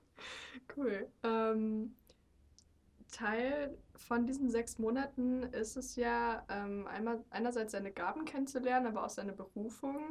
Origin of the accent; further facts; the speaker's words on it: Germany; ich bin ja als Deutsche, ich kann kein Spanisch.